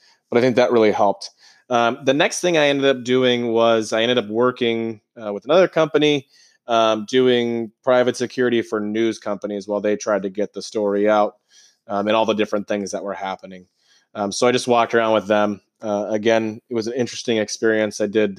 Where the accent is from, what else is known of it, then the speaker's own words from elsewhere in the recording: Georgia, United States; born there; moved away; Originally, I was born in Georgia, but to be in your now hometown and to be walking the streets